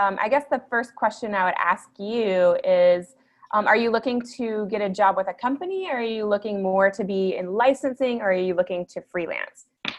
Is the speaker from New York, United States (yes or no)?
no; Spartanburg, South Carolina, United States; I'm from Spartanburg, South Carolina, originally, which textiles was like the industry. Really? It's a small town